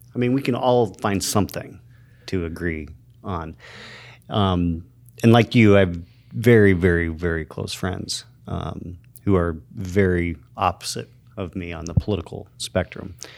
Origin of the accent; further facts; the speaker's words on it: Show Low, Arizona, United States; also born or lived in Safford, Arizona; I grew up in Sholo, Arizona